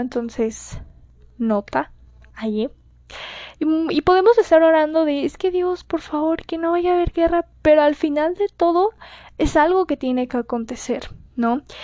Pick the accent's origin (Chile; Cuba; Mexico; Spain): Mexico; para mi gente de México, que como saben ya estamos muy acostumbrados a los sismos acá